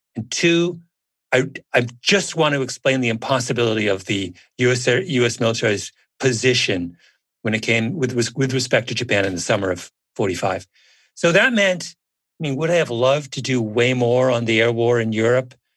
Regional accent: Canada; I'm a Canadian.

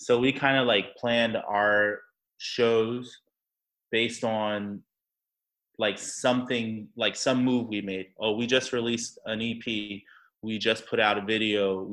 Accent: Anchorage, Alaska, United States; moved away as an adult; also born or lived in Orlando, Florida; now in Brooklyn, United States; I'm not from Florida. I'm from Anchorage, Alaska. I was born and raised there till I was 18.

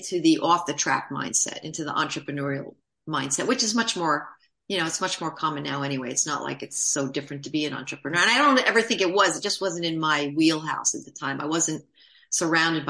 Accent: New York City, New York, United States; moved away; also born or lived in New Jersey; I grew up in Manhattan

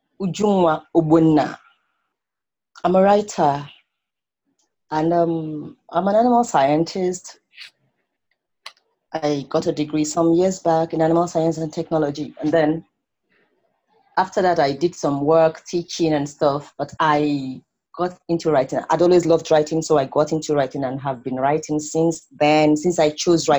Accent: Kano, Kano State, Nigeria; also born or lived in Abia State / Katsina; I grew up in Nigeria.

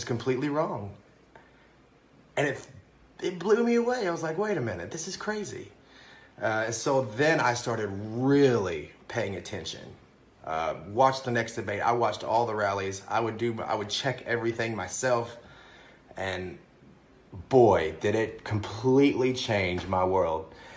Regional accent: Kentucky, United States; now in New York City, United States; I'm originally from Kentucky, and I'm living in the very blue New York City right now.

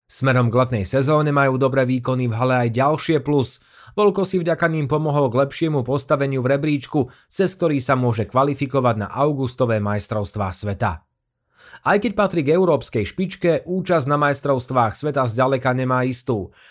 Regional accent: Žilina Region, Slovakia; Keďže som z Liptova, kde halu nemáme, po sústredení v Monte Gorde som dva týždne trénovala vo Švédsku, potom vo Švajčiarsku a potom som pretekala vo Francúzsku.

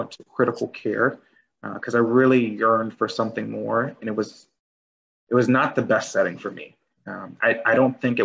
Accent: New Orleans, Louisiana, United States; in high school, I'm from New Orleans, Louisiana, and in high school, I knew that I would have to do something to go to college

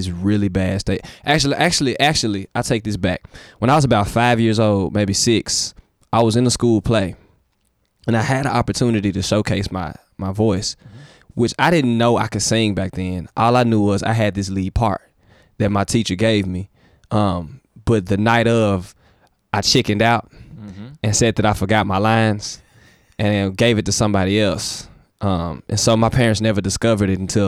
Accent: Memphis, Tennessee, United States; I'm from Memphis

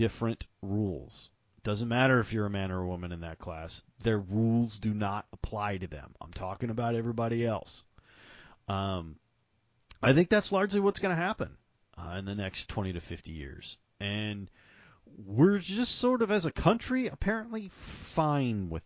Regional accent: the South, United States; I'm from the South. That's kind of how we think about things down here

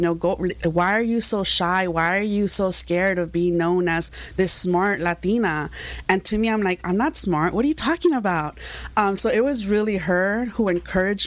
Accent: Santa Ana, California, United States; also born or lived in Zamora, Michoacán, Mexico; I came to the States when I was about 6 years old, and I've lived in Santana ever since, so I'm definitely a Santanera

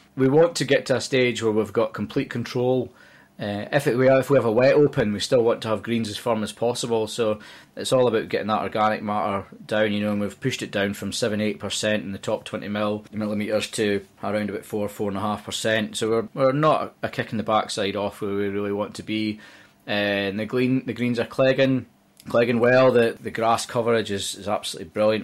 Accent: Dumfries, Scotland, United Kingdom; moved away as an adult; now in Liverpool, United Kingdom; I'm Scottish, and I was, uh, brought up in a town in the southwest of Scotland called Dumfries.

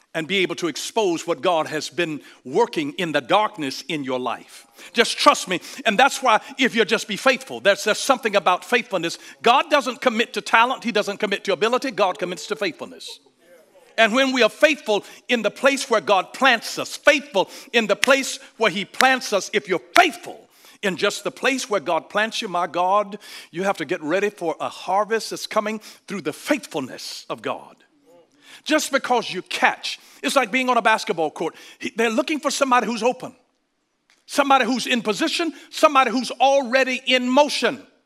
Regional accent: Georgia, United States; I'm from Georgia. We get away with things that you can't get away

